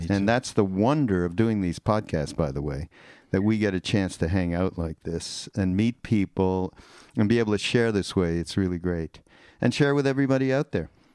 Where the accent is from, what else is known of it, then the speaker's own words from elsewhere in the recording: Canada; now in United States; I'm from Canada, so we are like two immigrants that came over to the to the America.